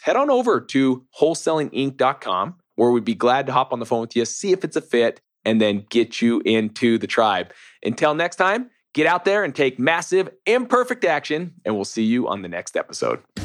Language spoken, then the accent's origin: English; Utah, United States; I'm from Utah